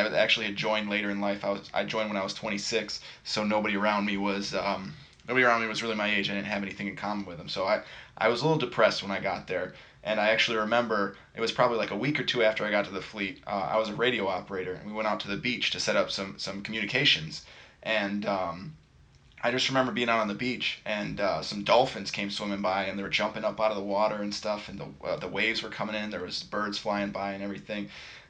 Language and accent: English; Western New York, United States; I'm actually from Western New York, and I'm glad to say that we've got plenty of parks.